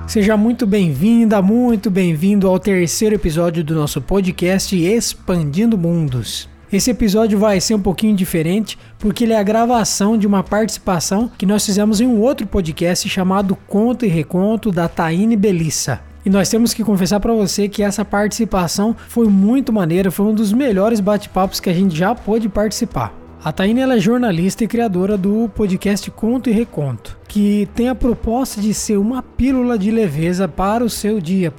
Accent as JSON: {"language": "Portuguese", "town": "Sarapuí", "region": "São Paulo", "country": "Brazil", "tie": "born or raised there", "said": "eu sou natural do interior de São Paulo, uma cidadezinha chamada Sarapuí, e cresci sempre no interior"}